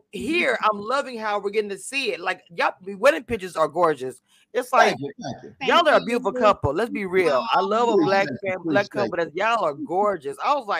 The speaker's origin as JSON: {"language": "English", "region": "Louisiana", "country": "United States", "lives_now": "Texas, United States", "said": "I am from Louisiana. Originally, I live in Texas."}